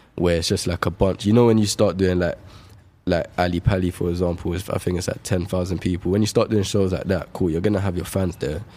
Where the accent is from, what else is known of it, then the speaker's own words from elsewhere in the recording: London, United Kingdom; Shepherd's Bush. It's my hometown.